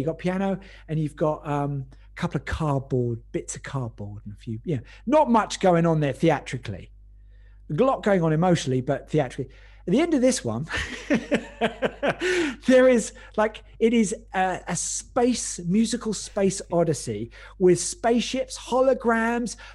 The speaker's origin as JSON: {"language": "English", "town": "North Weald", "region": "East of England", "country": "United Kingdom", "tie": "born or raised there", "also_born_or_lived": "Epping, Essex", "said": "I grew up in North Weald in Essex, and then moved up the road when I was about 11 to Epping"}